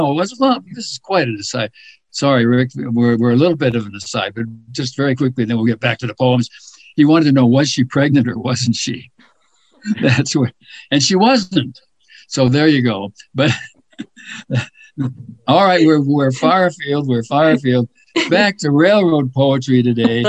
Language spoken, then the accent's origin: English; Chicago, Illinois, United States; as a kid growing up in the Chicago area